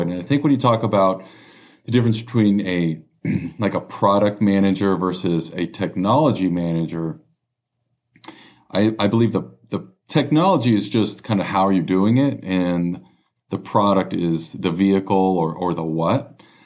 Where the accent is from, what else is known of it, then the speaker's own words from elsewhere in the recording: Los Angeles, California, United States; I was born and raised in Los Angeles. Um, Southern California, grew acro-, grew up across the street pretty much from the beach